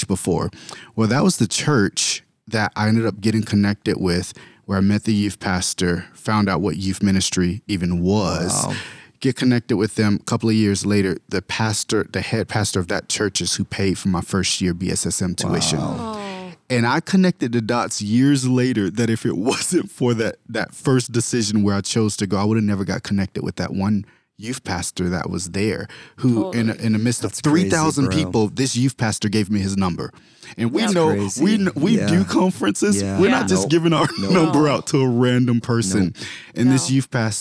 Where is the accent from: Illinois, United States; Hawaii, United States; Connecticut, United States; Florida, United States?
Florida, United States; I'm from Florida